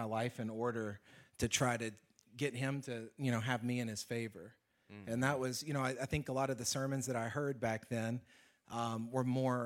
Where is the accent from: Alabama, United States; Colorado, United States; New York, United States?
Alabama, United States; moved away as an adult; I'm from Alabama